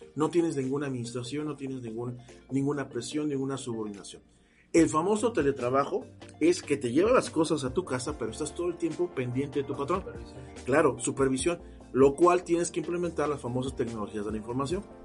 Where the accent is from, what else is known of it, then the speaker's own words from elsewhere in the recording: Mexico City, Mexico; moved away as an adult; now in Veracruz, Mexico; soy oriundo de la Ciudad de México, pero asignado ya acá en Veracruz.